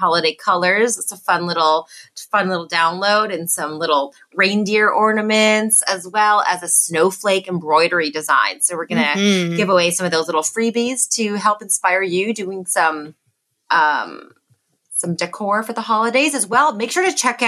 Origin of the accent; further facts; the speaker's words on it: Canada; being Canadian